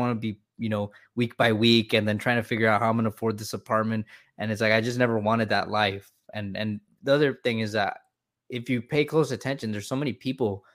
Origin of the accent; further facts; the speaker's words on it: California, United States; moved away as an adult; I grew up in California for 27 years